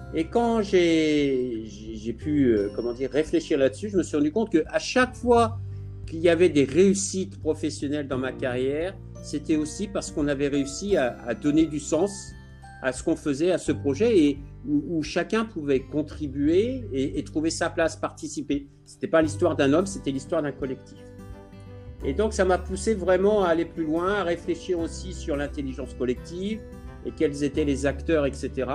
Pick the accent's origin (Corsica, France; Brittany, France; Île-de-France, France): Île-de-France, France; Fontainebleau; moved away as an adult; also born or lived in Bora Bora / Maldives / Indonesia / Thailand; je viens de Fontainebleau. J'ai eu une enfance et une éducation très proche de la nature